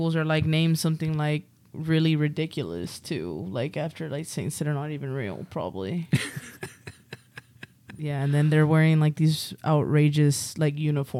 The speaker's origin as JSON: {"language": "English", "town": "Dallas", "region": "Texas", "country": "United States", "tie": "born or raised there", "said": "I grew up in North Dallas."}